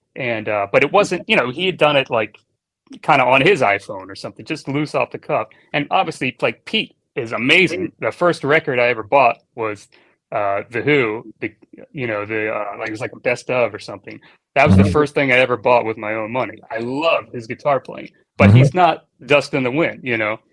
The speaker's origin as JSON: {"language": "English", "town": "Annapolis", "region": "Maryland", "country": "United States", "tie": "born or raised there", "also_born_or_lived": "Miami, Florida", "moved": "as an adult", "lives_now": "Los Angeles, United States", "said": "I was born and raised in Annapolis, Maryland"}